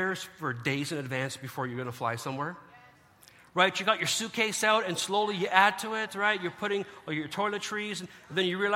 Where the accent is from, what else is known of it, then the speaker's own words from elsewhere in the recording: Canada; as a Canadian